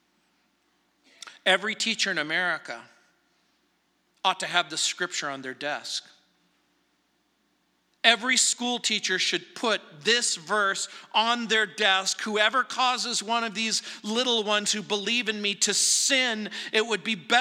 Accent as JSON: {"language": "English", "town": "Apple Valley", "region": "California", "country": "United States", "tie": "born or raised there", "moved": "yes", "lives_now": "Littleton, United States", "said": "growing up in Apple Valley, where Roy Rogers and Dale Evans lived"}